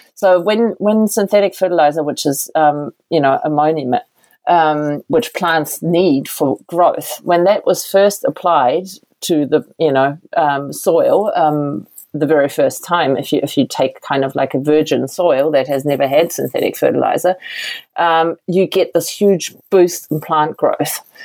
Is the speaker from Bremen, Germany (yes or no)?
no; Berlin, Germany; moved away as an adult; now in New Zealand; i am from Berlin. It's a big city, right